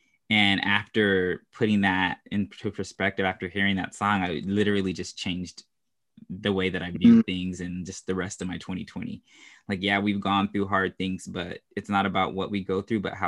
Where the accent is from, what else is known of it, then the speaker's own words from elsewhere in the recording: California, United States; also born or lived in Houston; I'm from California, but I always say that I'm from Houston.